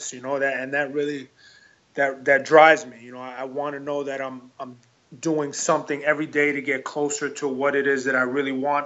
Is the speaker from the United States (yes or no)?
yes; New York City, New York, United States; also born or lived in Elmhurst, Queens / Queens Village, Queens; I was born in Elmhurst, New York, or Queens, New York, and my family moved to Queens Village, New York when I was about 8 years old.